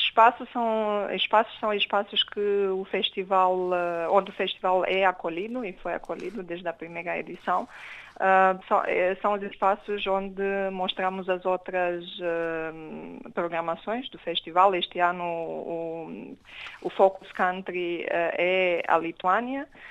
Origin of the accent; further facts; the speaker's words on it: Romania; moved away; eu sou romeno